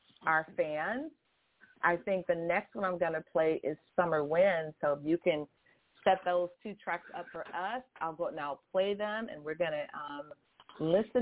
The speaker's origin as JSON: {"language": "English", "town": "Boston", "region": "Massachusetts", "country": "United States", "said": "I'm from Boston"}